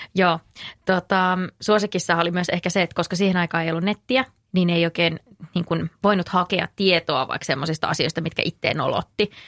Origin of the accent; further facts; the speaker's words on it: North Karelia, Finland; mä oon kotoisin Pohjois-Karjalasta